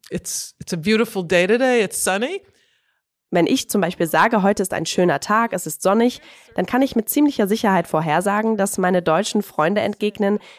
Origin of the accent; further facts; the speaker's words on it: United States; Und ich bin als stolze Amerikanerin aufgewachsen, immer im Wissen um meine deutsche Herkunft und wie wichtig sie ist.